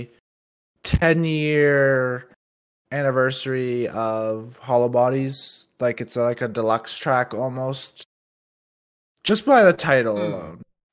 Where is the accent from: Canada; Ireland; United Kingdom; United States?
Canada; I'm Canadian